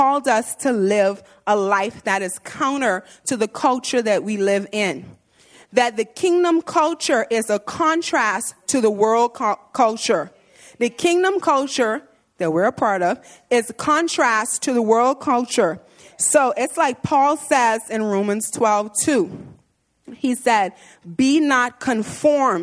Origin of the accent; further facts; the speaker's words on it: Bahamas; moved away as an adult; I'm from the Bahamas, and so I come from an all-black church